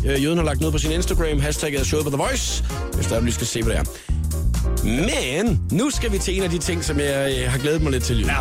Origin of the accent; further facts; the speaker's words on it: Funen, near Nyborg, Southern Denmark, Denmark; jeg er jo fra Fyn, og, øh, hvad hedder det, elleve kilometer uden for Nyborg, er jeg opvokset